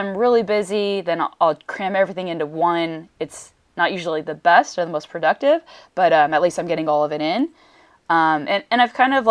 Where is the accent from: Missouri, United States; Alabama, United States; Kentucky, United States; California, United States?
California, United States; Redondo Beach; I'm from Redondo